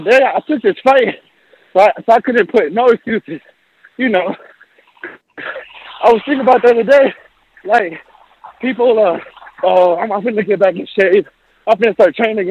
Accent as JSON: {"language": "English", "town": "St. Paul", "region": "Minnesota", "country": "United States", "tie": "born or raised there", "also_born_or_lived": "Mexico", "said": "I'm from St. Paul, Minnesota"}